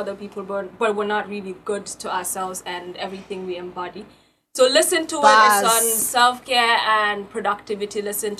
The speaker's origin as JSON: {"language": "English", "town": "Latrikunda", "country": "Gambia", "tie": "born or raised there", "said": "I grew up in Latrikuna, German. Wild place"}